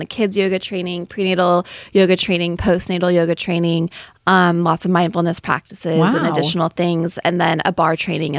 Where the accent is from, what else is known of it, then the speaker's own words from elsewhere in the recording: Bay Area, California, United States; moved away as an adult; also born or lived in Wisconsin; So I'm from the Bay Area. We moved to Wisconsin.